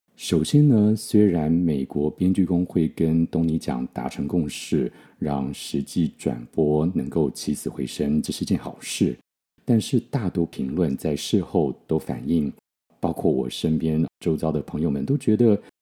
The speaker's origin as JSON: {"language": "Chinese", "country": "Taiwan", "tie": "born or raised there", "said": "我们小时候在台湾学的"}